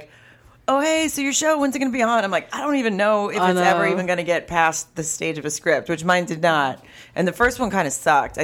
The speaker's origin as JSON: {"language": "English", "region": "the South", "country": "United States", "said": "I'm from the South too"}